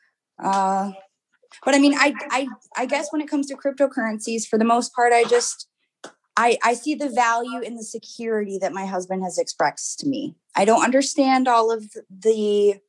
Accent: North Carolina, United States; moved away; I grew up in North Carolina

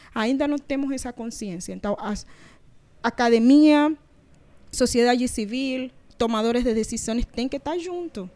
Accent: Panama; Portuguese is a second language; now in Brazil; Tinha de Panamá, que a gente lá tem palenques

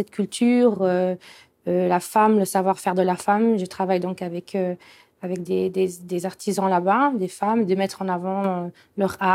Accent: Morocco; moi j'ai je suis marocaine

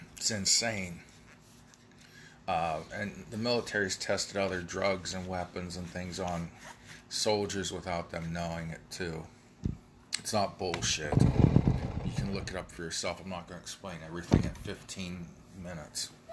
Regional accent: United States; I'm an American

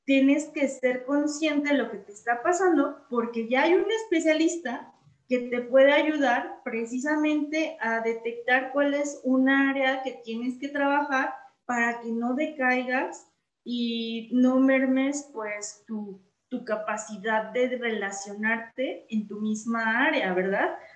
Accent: Mexico City, Mexico; moved away as an adult; now in León, Mexico; yo soy de la Ciudad de México Em, y tengo tres años viviendo aquí en León. Precisamente me mudé por la, plaza que se, se abrió aquí de profesor investigador en La Salle.

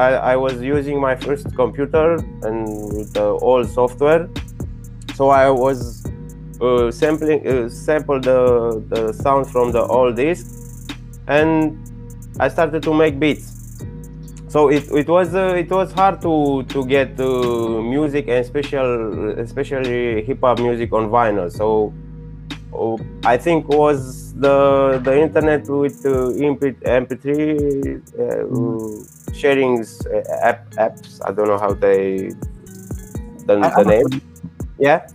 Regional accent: Bucharest, Romania; English is a second language; I'm from Romania, from Bucharest.

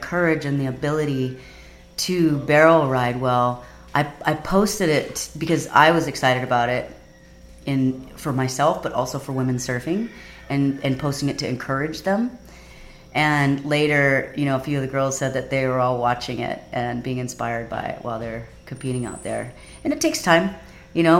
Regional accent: Kauai, Hawaii, United States; also born or lived in Oahu; because I grew up on Kauai and I grew up with the Kauai boys

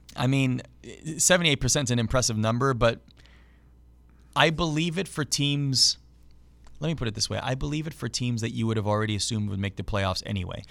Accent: Oakville, Ontario, Canada; the local team in my town of Oakville, Ontario was called the Oakville Rangers

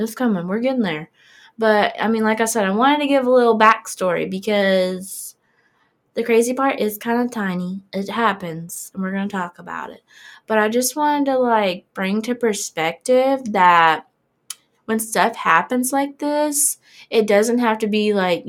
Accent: near Pensacola, Florida, United States; It's right next to my hometown

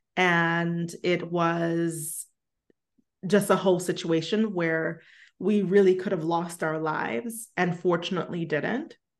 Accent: New York City, New York, United States; I grew up in Brooklyn

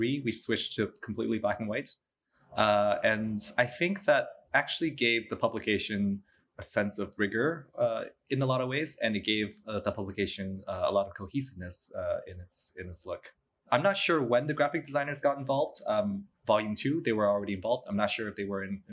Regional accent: Canada; moved away as an adult; also born or lived in New York; I'm originally from Canada. I did my bachelor's of architectural studies there at the University of Waterloo

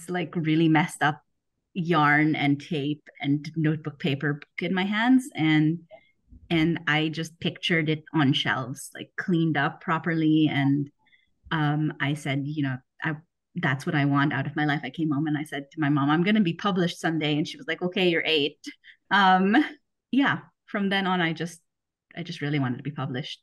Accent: Philippines; moved away as an adult; also born or lived in United States; now in Germany; I grew up in the Philippines

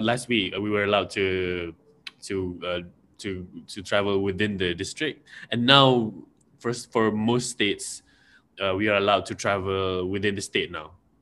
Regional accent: Malaysia; I'm from Malaysia.

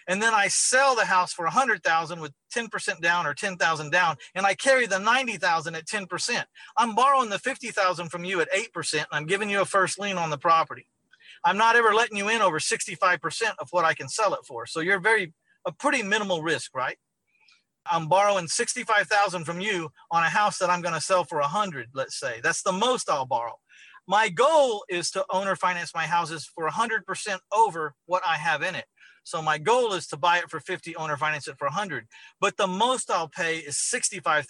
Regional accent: San Antonio, Texas, United States; my hometown of San Antonio, Texas

